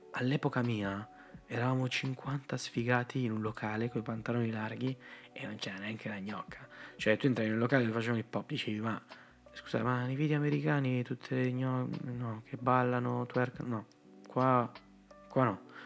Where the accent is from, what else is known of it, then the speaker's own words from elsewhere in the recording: Rozzano, Lombardy, Italy; vengo da Rozzano